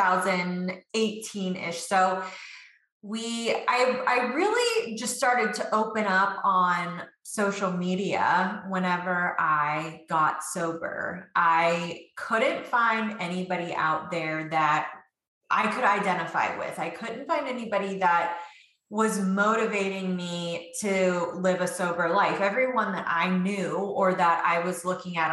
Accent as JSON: {"language": "English", "region": "West Virginia", "country": "United States", "moved": "yes", "lives_now": "Virginia, United States", "said": "And I'm from Virginia, originally from West Virginia. That's where I have hillbilly roots."}